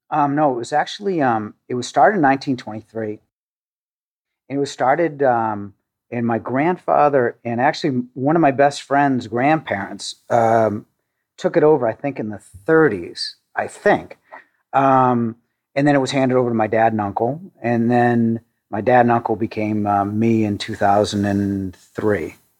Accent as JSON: {"language": "English", "town": "Needham", "region": "Massachusetts", "country": "United States", "tie": "born or raised there", "said": "I grew up in a suburb of Boston in uh, Needham, Massachusetts."}